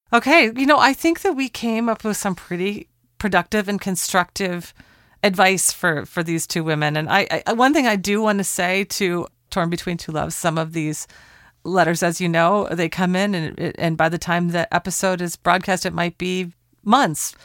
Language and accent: English; Portland, Oregon, United States; Portland, Oregon, my hometown.